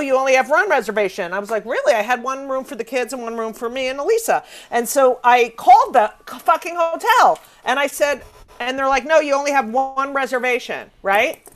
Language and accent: English; New York City, New York, United States; being a New Yorker